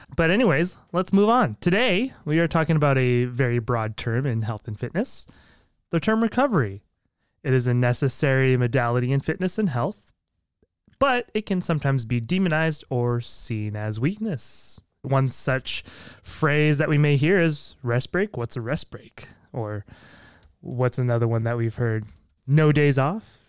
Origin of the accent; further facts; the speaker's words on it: Minnesota, United States; I'm a fellow Minnesotian